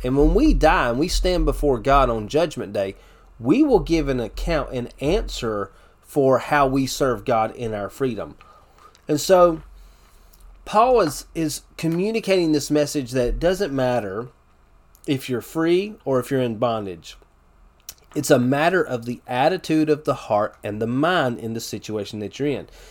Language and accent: English; United States; as American Christians